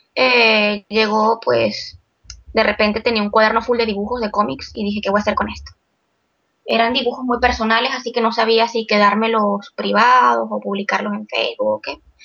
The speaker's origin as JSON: {"language": "Spanish", "town": "Puerto Ordaz", "region": "Bolívar", "country": "Venezuela", "tie": "born or raised there", "also_born_or_lived": "Caracas", "moved": "as an adult", "lives_now": "Barcelona, Spain", "said": "Yo nací en Caracas, pero toda mi vida la viví en Guayana, en Puerto Ordaz."}